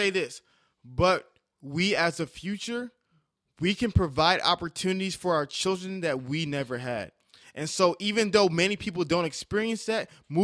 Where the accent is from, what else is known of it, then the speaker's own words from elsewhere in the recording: New York City, New York, United States; I was born in Staten Island, New York. Had Dominican friends, had Polish friends, had Irish friends, had all types of friends